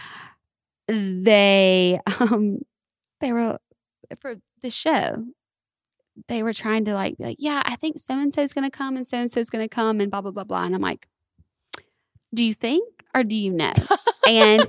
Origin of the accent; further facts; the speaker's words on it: the South, United States; now in Los Angeles, United States; We're Southern folk